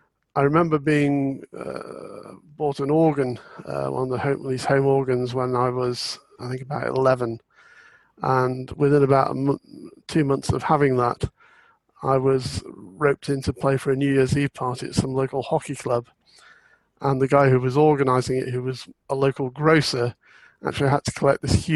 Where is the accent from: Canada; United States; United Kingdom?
United Kingdom; Burslem, West Midlands; born there; also born or lived in York / Scotland; Well, I was born in Burslem in the Potteries, but in fact, our family never actually lived there.